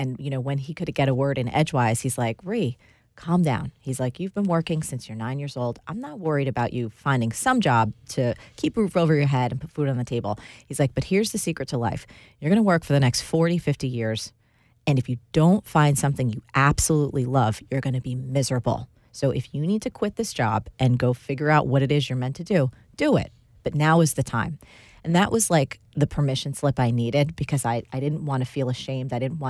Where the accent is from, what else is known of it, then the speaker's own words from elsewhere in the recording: New Jersey, United States; I am. I grew up in New Jersey to an Italian-American home. Our home was the kind that had plastic covers on the couches.